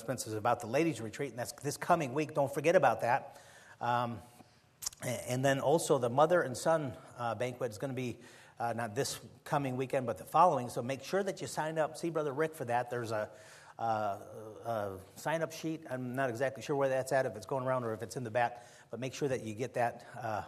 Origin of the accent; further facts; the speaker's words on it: Chicago, Illinois, United States; moved away; I was born and raised in Chicago, and I've been away for so long